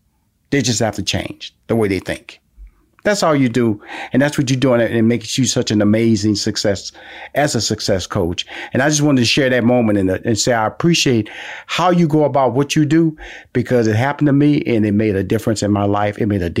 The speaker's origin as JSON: {"language": "English", "town": "Houston", "region": "Texas", "country": "United States", "said": "I'm from Houston."}